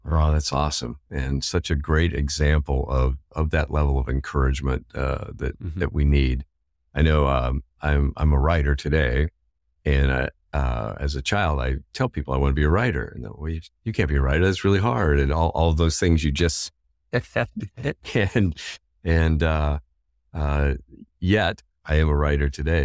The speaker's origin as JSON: {"language": "English", "region": "Indiana", "country": "United States", "tie": "born or raised there", "said": "Growing up in Indiana"}